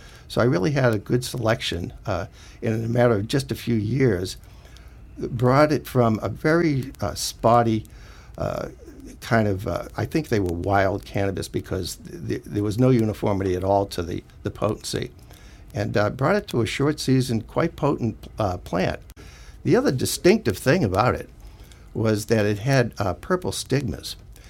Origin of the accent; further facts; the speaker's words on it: East Coast, United States; because I came from the East Coast.